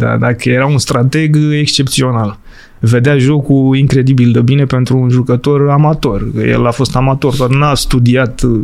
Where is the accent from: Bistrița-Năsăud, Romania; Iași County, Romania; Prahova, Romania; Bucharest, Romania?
Prahova, Romania; Urlați; eu sunt de fel din Prahova, urlați Prahova